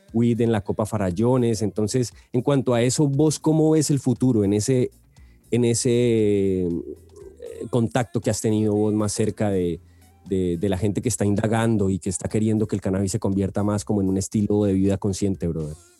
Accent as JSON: {"language": "Spanish", "country": "Colombia", "said": "nuestra historia como colombianos"}